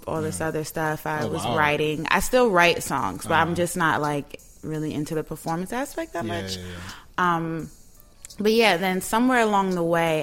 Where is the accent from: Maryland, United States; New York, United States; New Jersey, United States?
New York, United States; New York City; I grew up in Harlem, born and raised on the east side